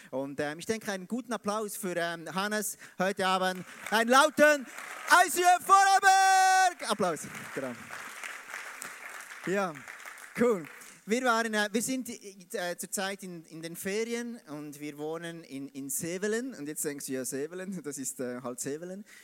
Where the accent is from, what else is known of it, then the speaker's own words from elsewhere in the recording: Biel, Bern, Switzerland; Ich komme aus, aus Biel, Biel in der Schweiz. Und ich versuche heute Hochdeutsch zu, zu sprechen, wie es eben ein Schweizer sprechen kann.